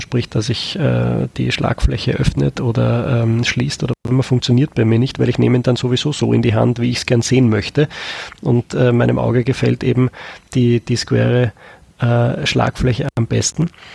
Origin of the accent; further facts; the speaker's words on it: Austria; bei uns in Österreich